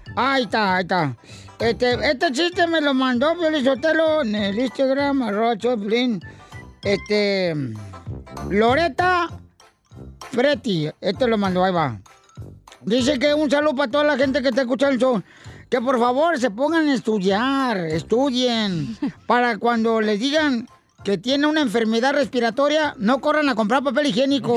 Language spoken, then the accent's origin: Spanish; Michoacán, Mexico; como buen michoacano